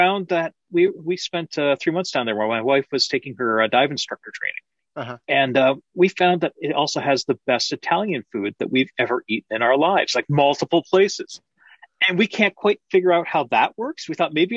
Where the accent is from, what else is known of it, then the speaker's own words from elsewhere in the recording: Canada; it's a beautiful country. I love my country